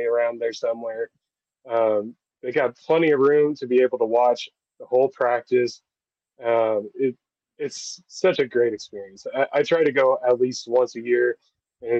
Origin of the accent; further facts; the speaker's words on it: Southern Indiana, United States; I grew up in Southern Indiana, born and raised